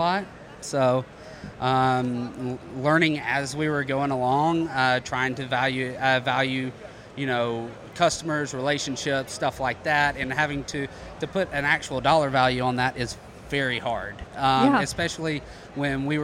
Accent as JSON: {"language": "English", "region": "North Alabama", "country": "United States", "tie": "born or raised there", "also_born_or_lived": "Columbus, Georgia", "moved": "as an adult", "said": "originally born and raised in North Alabama, grew up playing sports"}